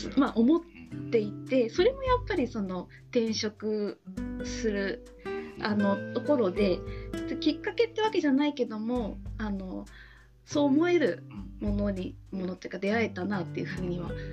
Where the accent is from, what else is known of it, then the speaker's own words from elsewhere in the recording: Tochigi, Japan; 地元が栃木なので、まあ、そこであの働いてたんですけども